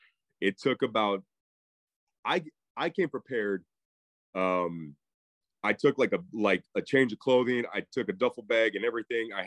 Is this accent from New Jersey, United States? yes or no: no; Mesa, Arizona, United States; Born and raised in Mesa, Arizona, which is just 15 minutes east of Phoenix